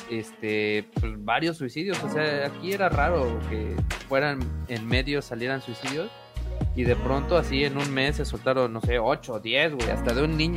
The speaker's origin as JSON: {"language": "Spanish", "town": "Perote", "region": "Veracruz", "country": "Mexico", "said": "soy de Perote"}